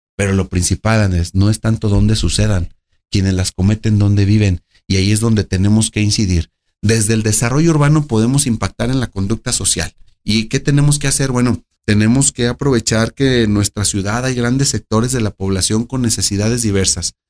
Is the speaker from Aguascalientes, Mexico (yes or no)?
yes; Aguascalientes, Mexico; Nací en Aguascalientes, crecí en Aguascalientes, entre el campo y en la ciudad